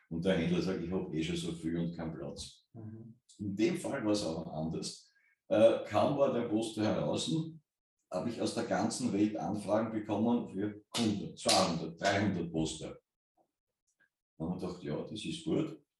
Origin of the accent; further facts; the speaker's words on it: Kapfenberg, Styria, Austria; ich bin äh, in, äh, in Kampfenberg äh, aufgewachsen.